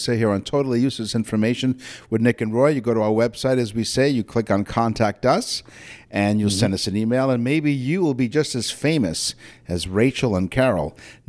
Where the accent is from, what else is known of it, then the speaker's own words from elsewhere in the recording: Toronto, Ontario, Canada; Toronto, Canada, my hometown here where I am